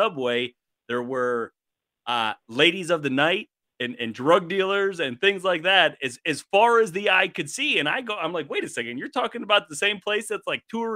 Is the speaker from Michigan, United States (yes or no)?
yes; Michigan, United States; moved away as an adult; also born or lived in New York; I was born here in Michigan, ended up coming back afterward.